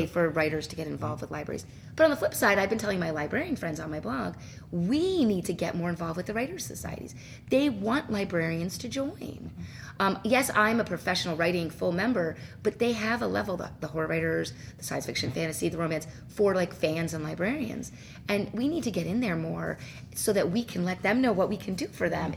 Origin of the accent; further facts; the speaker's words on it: New Jersey, United States; now in Illinois, United States; I'm actually from New Jersey